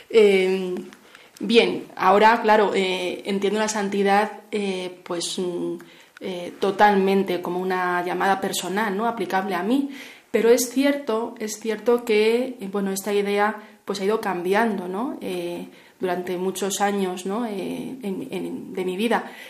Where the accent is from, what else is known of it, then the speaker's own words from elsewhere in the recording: Madrid, Community of Madrid, Spain; now in Valencia, Spain; Eh, bien, yo bueno, soy natural de Madrid. Eh, hice mis estudios en Salamanca, estudios de psicología y actualmente vivo en Valencia